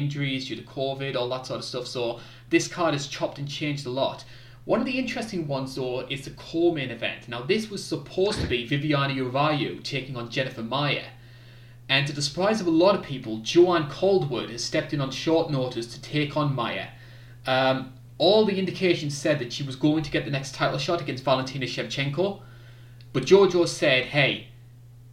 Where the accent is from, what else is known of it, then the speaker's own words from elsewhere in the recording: United Kingdom; I'm a Brit